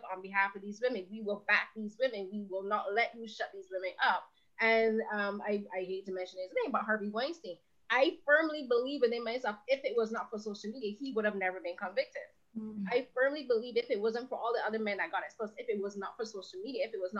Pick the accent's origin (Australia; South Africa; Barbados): Barbados; I'm from Barbados